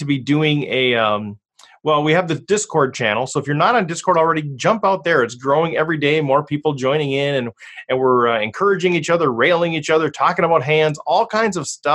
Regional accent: Cambridge, Minnesota, United States; a church in Cambridge, Minnesota, which is my hometown

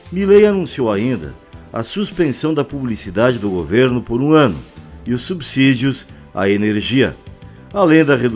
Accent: Rio Grande do Sul, Brazil; Sou gaúcho e lembro-me bem quando os argentinos tinham uma economia rica e invadiam o Brasil no período de férias.

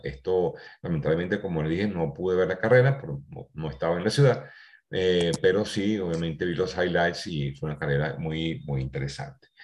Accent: Venezuela

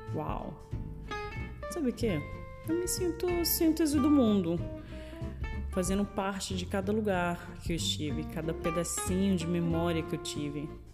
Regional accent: Brazil; moved away; vivendo há mais de 15 anos fora do Brasil

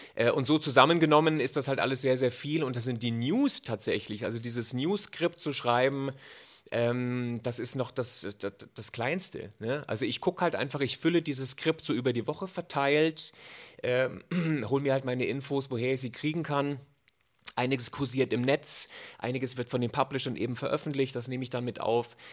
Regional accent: Germany; bei uns in Deutschland

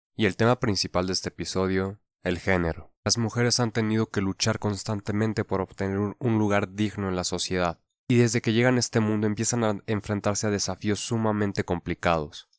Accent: Mexico; nuestra cultura como mexicanos

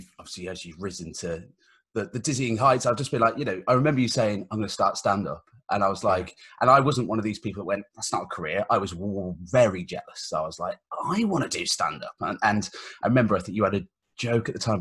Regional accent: Redditch, West Midlands, United Kingdom; I grew up in Redditch

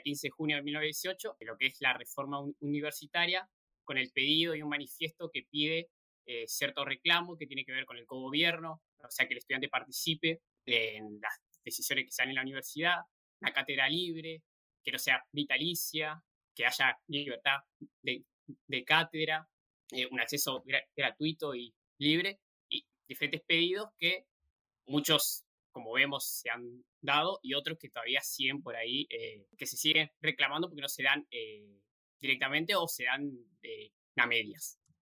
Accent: Paraná, Entre Ríos, Argentina; estudio también arquitectura, la UNL, también de Paraná

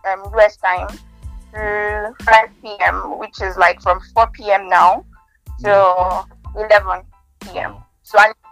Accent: Kogi, Nigeria; now in Abuja, Nigeria; So, I'm from Kogi State, Nigeria.

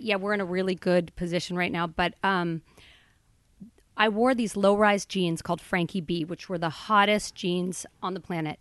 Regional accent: Boulder, Colorado, United States; I grew up in Boulder, Colorado, a hippie town

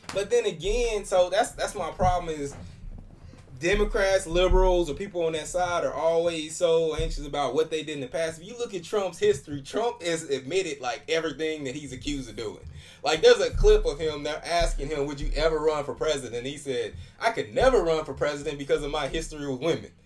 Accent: Oklahoma, United States; I'm from Oklahoma too

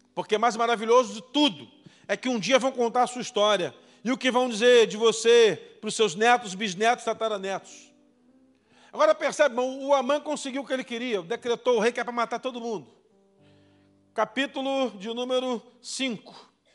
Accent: Brazil; nós somos brasileiros

